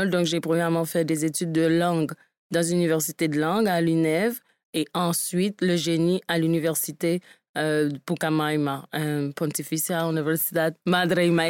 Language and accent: French; Cap-Haïtien, Nord, Haiti; moved away as an adult; Moi, je suis née en Haïti. OK. Et j'ai vécu en Haïti dans la deuxième ville, au Cap-Haïtien. OK. Jusqu'à l'âge de 19 ans.